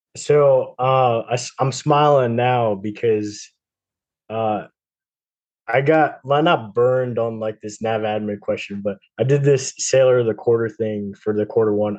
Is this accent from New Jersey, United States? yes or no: yes; New Jersey, United States; moved away; I'm from New Jersey, so I'm close to to Connecticut.